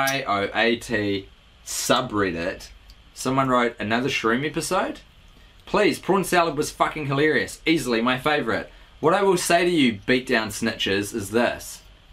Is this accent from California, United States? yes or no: no; Maine, United States; now in Pittsburgh, United States; Either way, I'm from Maine, and actually, I live in Pittsburgh, Pennsylvania.